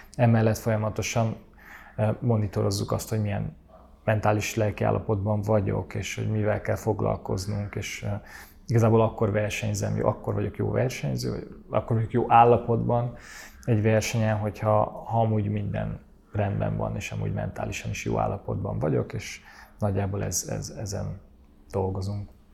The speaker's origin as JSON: {"language": "Hungarian", "region": "Budapest", "country": "Hungary", "tie": "born or raised there", "said": "Én Budapesten, Budán nőttem fel"}